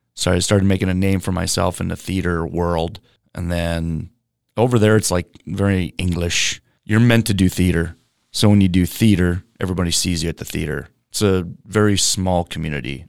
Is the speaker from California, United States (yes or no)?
no; Moorhead, Minnesota, United States; also born or lived in Seattle, Washington / Oregon / Australia; now in Los Angeles, United States; Moorhead, Minnesota. I'm a Minnesota farm boy. Well, small town, but grew up on a farm